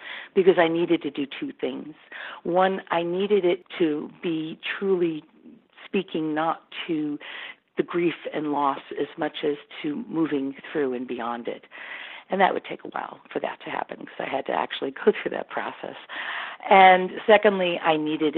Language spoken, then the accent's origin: English; New York City, New York, United States; I was born in Brooklyn